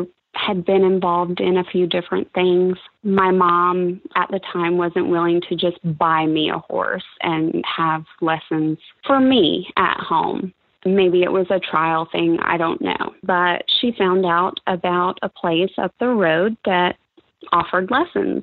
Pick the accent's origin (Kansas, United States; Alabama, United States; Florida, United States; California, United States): Florida, United States; Pensacola; also born or lived in Connecticut; Originally, I'm from Connecticut. We moved here when I was about 6 years old. So in 1982, we moved to Pensacola. My dad was in the military, and I've been here ever since